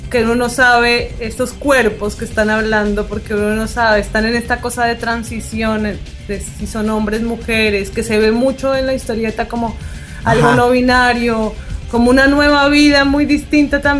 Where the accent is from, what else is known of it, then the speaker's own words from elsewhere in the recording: Colombia; Y yo, no, colombiana.